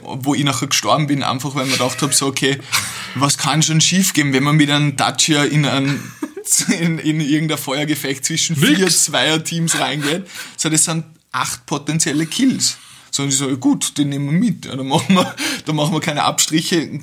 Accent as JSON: {"language": "German", "country": "Austria", "also_born_or_lived": "Vienna", "said": "bei uns in Österreich"}